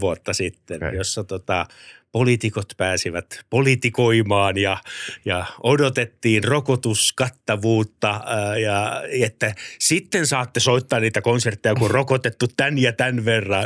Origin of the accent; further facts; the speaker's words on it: Helsinki, Uusimaa, Finland; olen siis Maunulasta, Pohjois-Helsingistä ja lähin musiikkiluokka, kun mennään yläasteelle, on Oulukylässä.